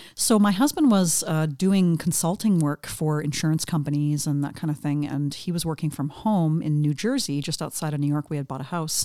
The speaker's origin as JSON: {"language": "English", "region": "interior of British Columbia", "country": "Canada", "tie": "born or raised there", "also_born_or_lived": "Vancouver Island / Vancouver", "moved": "yes", "said": "I grew up in the interior of British Columbia, which is about northwest, about middle of the province of British Columbia."}